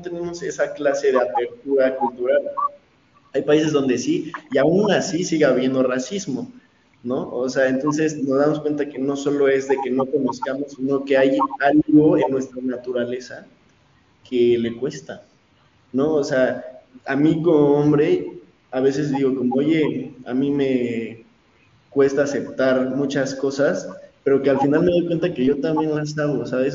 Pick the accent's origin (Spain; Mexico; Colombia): Mexico; soy mexicano